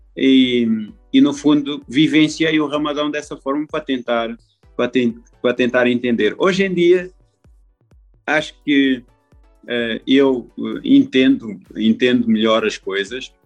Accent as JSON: {"language": "Portuguese", "country": "Portugal", "moved": "yes", "said": "como português"}